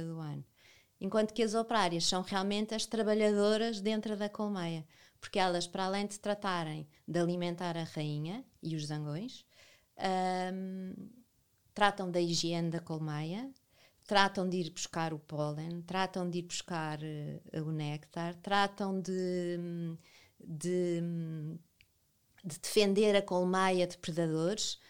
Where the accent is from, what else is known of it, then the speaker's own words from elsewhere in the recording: Lisbon, Portugal; moved away as an adult; now in Vila Nova de Milfontes, Portugal; sempre vivi a minha vida toda em Lisboa e há nove anos fui viver para Vila Nova de Mil Fontes